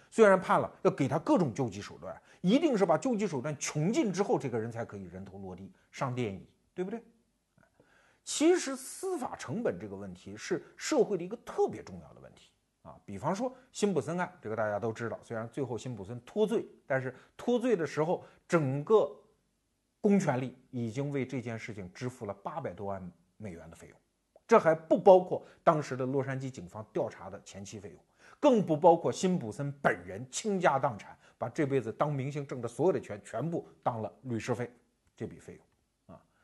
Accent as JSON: {"language": "Chinese", "country": "China", "said": "我们中国人现在日常生活中每天都有可能见到这位丁公宝"}